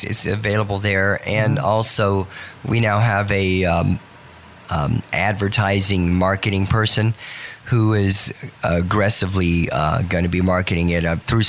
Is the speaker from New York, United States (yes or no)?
no; Wilmington, North Carolina, United States; also born or lived in Charleston; now in Las Vegas, United States; in Charleston, and raised near Wilmington, and worked a lot in Myrtle Beach in that area. And so my accent's worn off a little bit, but it comes back once in a while.